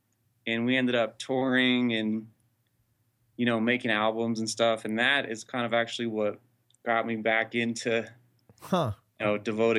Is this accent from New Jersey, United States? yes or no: yes; Morristown, New Jersey, United States; I'm actually originally born and raised in New Jersey, Morristown.